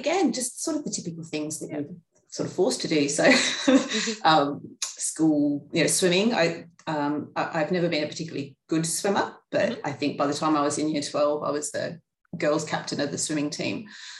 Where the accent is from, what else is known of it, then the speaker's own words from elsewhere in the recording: Sydney, New South Wales, Australia; now in Canberra, Australia; If people say, where are you from? I generally say Sydney. I don't often admit to the Canberra connection, but that's just more convenience rather than having to say, here, then I moved. But yeah, I mean, it was a great place for a kid to grow up.